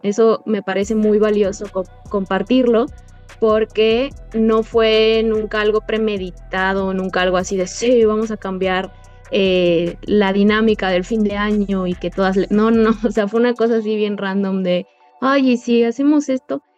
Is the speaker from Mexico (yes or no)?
yes; Mexico; directora de esta asociación civil que está conformada por 11 mujeres mexicanas